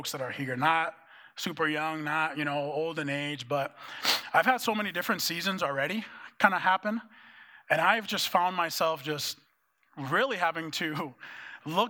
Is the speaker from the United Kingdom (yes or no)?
no; Dominican Republic; moved away as an adult; also born or lived in Minneapolis, United States; now in United States; when I moved from the Dominican Republic to come to the U.S. to go to college, it was in Minneapolis